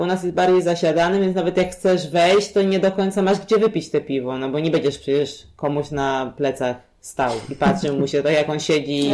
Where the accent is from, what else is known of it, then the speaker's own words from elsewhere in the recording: Warsaw, Masovian Voivodeship, Poland; u nas w Warszawie